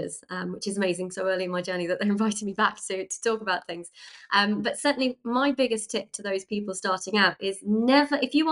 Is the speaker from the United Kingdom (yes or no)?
yes; United Kingdom; as British people